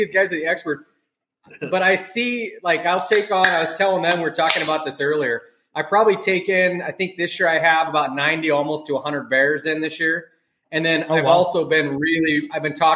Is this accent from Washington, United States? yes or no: yes; Washington, United States; I grew up in Washington State, been a hunter for most of my life.